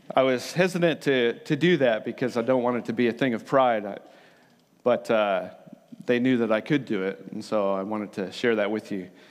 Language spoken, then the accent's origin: English; United States; now in New Zealand; So, I am from America originally, but Aotearoa is now my home.